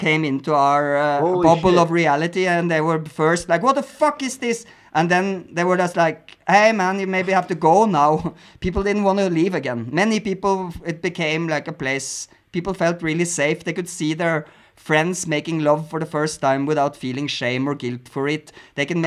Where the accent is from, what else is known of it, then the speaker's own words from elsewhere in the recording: Norway; English is a second language; now in Mexico; I grew up in Norway with a hard censorship laws on movies.